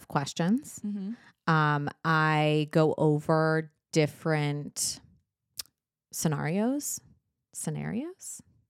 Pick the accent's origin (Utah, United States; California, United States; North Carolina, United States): California, United States; I don't know. I'm from Southern California. There's no accent there.